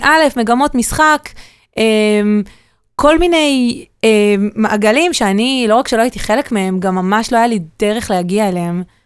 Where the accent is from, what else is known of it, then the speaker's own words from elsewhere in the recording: Ashdod, Southern District, Israel; also born or lived in Tel Aviv; אז אני גדלתי בבית אמ, מרוקאי כאן בעיר. אמ, בית אשדודי, ההורים שלי אשדודים